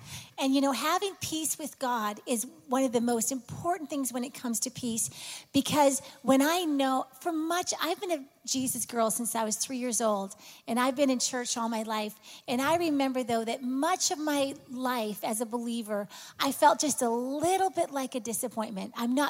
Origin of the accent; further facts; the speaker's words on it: Canada; I'm from Canada, and he's from Michigan, but we met in Dallas.